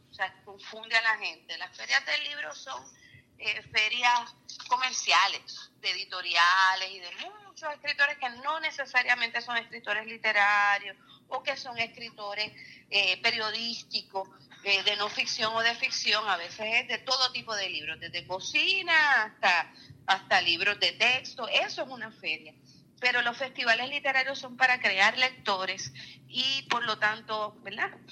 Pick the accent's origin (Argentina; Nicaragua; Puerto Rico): Puerto Rico; nuestra memoria histórica como puertorriqueños, como mujeres, como eh, afrodescendientes.